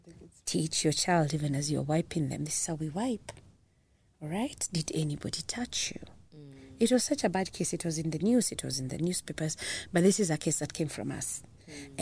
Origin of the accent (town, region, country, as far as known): Kenya